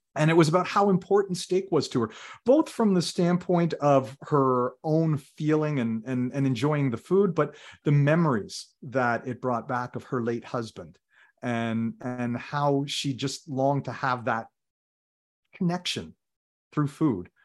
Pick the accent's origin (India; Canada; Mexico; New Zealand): Canada; Ottawa, Ontario; also born or lived in Toronto; when I was very young and we moved from Toronto to Ottawa